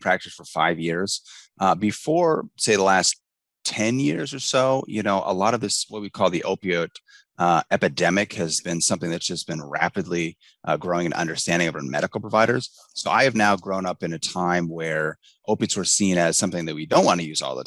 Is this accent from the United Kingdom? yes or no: no; Spokane, Washington, United States; I grew up in Spokane